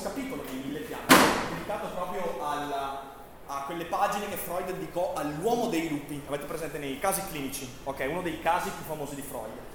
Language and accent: Italian; Vicenza, Veneto, Italy; Sono vicentino